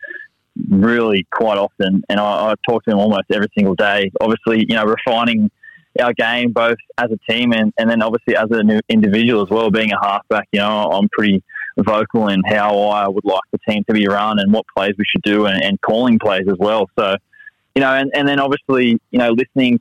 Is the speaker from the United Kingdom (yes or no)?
no; Sydney, New South Wales, Australia; as a kid growing up, I grew up in the Shire.